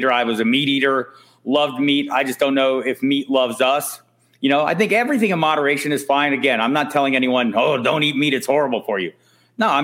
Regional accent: Tucson, Arizona, United States; now in Albuquerque, United States; I live in Albuquerque. I've lived here for about 20 some years. I'm from Tucson originally.

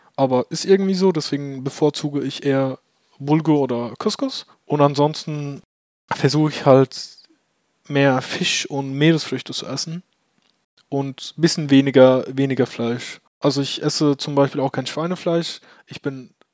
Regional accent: Turkey; now in Germany; ich bin ja in der Türkei geboren

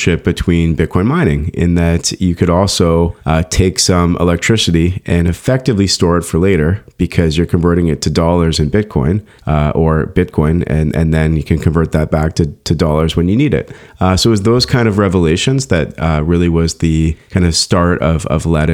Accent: Canada; I grew up in Canada

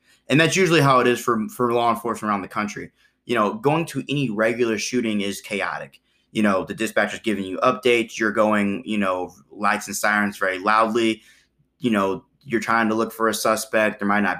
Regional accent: Illinois, United States; But also I'm from Illinois, here's my FOID card.

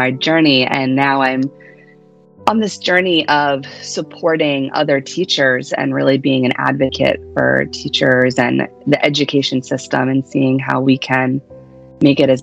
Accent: Pennsylvania, United States; moved away as an adult; also born or lived in Philadelphia / Hawaii / Delaware; now in New Jersey, United States; I'm originally from Pennsylvania.

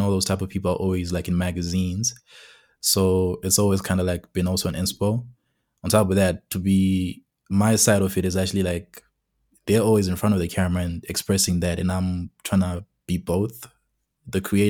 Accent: Masvingo, Zimbabwe; now in Pretoria, South Africa; I'm from Zimbabwe, from Mashingo to be specific, and basically I am currently in South Africa, in Pretoria.

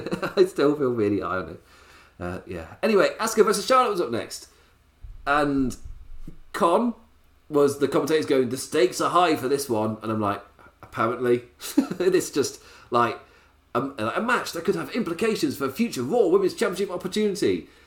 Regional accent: Ireland; Oh, I'm from Ireland.

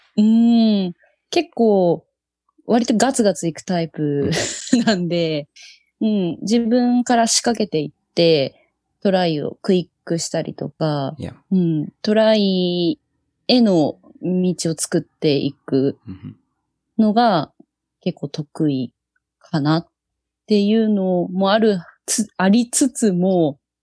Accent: Yokohama, Kanagawa, Japan; 出身は神奈川、横浜です

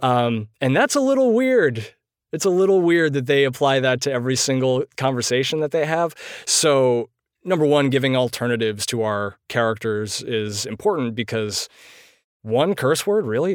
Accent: Poughkeepsie, New York, United States; moved away as an adult; Poughkeepsie, which is my hometown from the time when I was five months old

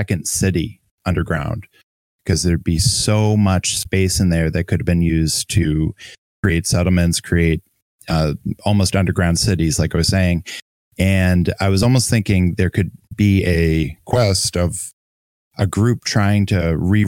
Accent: Boston, Massachusetts, United States; I live in Boston, so I live very close to New York. I spent a lot of time in New York City

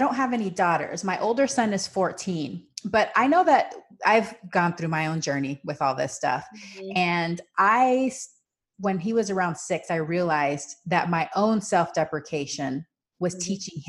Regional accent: Panama; And so I grew up with this in Panama. The culture is you comment on people's body size to their face.

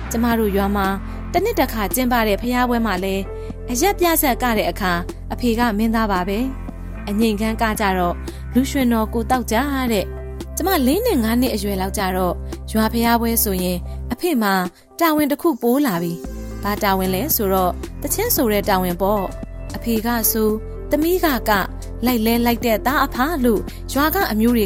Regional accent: Mandalay, Mandalay Region, Myanmar; born or raised there

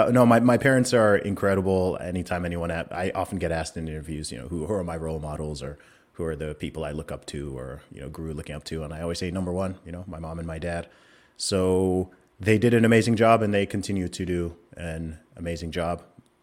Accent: Saudi Arabia; Of course, a lot of people know I grew up in Saudi Arabia. So I lived there for 20 years, and my parents used to work over there. Both my parents are originally from Nigeria.

